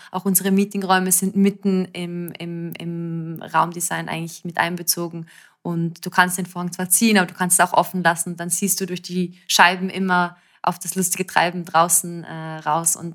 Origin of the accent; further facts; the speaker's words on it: Zurich, Switzerland; also als Zürcherin, ich meine, unsere Stadt ist sehr, sehr schön, ich liebe Zürich